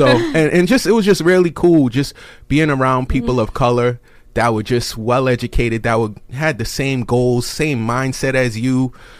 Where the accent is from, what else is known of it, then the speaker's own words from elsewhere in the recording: Massachusetts, United States; I grew up in Massachusetts.